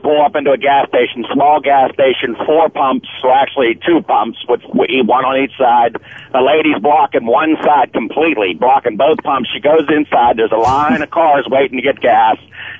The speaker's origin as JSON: {"language": "English", "region": "Ohio", "country": "United States", "tie": "born or raised there", "said": "it was in Ohio, my hometown."}